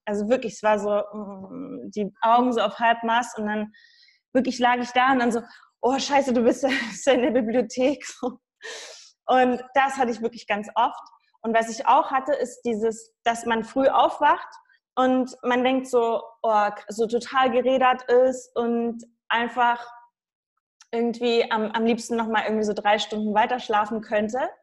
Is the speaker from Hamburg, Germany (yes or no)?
no; Saxony, Germany; ich komme aus Sachsen.